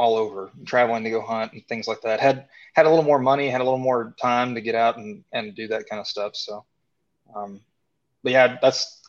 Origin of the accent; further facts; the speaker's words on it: Tennessee, United States; I grew up in Tennessee